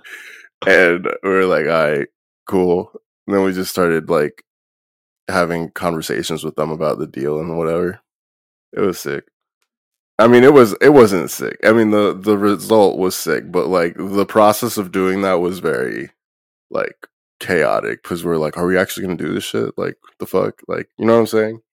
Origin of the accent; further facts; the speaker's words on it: New Jersey, United States; I'm from Jersey.